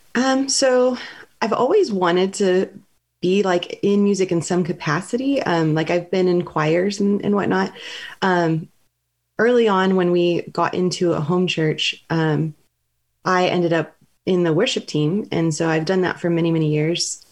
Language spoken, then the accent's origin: English; Southern California, United States; moved away as an adult; also born or lived in San Francisco Bay Area; now in Walnut Creek, United States; I'm originally from Southern California